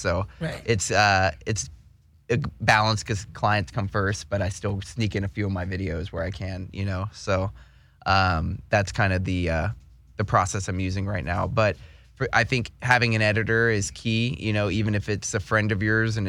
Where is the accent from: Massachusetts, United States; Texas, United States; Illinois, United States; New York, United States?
Texas, United States; Houston; now in California, United States; So I moved from Houston to Austin, and I went to school in Austin for a little bit, and I worked in music.